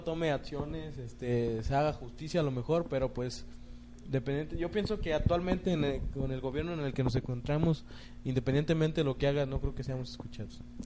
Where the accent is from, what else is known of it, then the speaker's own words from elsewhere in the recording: Mexico; no solo como mexicanos